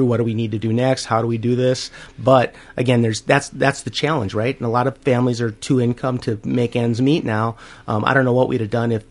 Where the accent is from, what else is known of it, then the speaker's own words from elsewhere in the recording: Minneapolis, Minnesota, United States; also born or lived in Northfield, Minnesota; I actually am a Minnesota native. I grew up in South Minneapolis